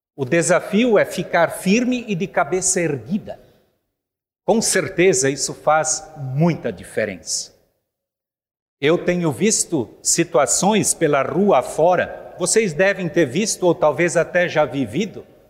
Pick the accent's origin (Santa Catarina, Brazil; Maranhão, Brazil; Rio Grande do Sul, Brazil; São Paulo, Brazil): Santa Catarina, Brazil; Rio do Sul; Eu nasci, criei e me criei em Rio do Sul.